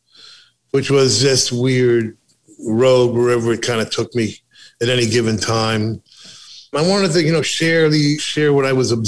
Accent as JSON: {"language": "English", "country": "United States", "said": "I'm an American"}